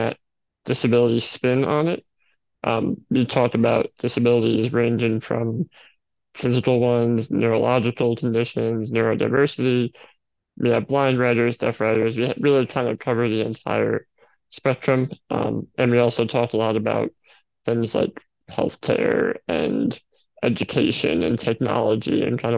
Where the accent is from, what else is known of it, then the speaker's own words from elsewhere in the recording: New York City, New York, United States; I am from New York City